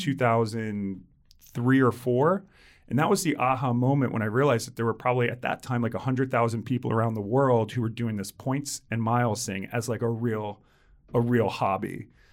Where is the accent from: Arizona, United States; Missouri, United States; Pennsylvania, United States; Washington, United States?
Pennsylvania, United States; outside of Philadelphia; I grew up outside of Philly